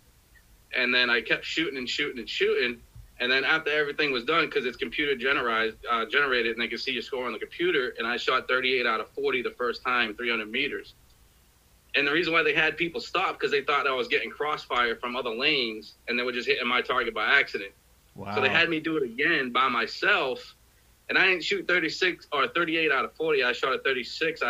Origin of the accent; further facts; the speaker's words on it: Boston, Massachusetts, United States; I grew up in Boston, Massachusetts. I lived my whole life there.